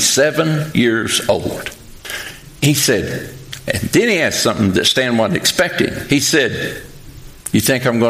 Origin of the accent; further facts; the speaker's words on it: Pikeville, Kentucky, United States; moved away as an adult; now in Western Kentucky, United States; I'm from Pikeville, Kentucky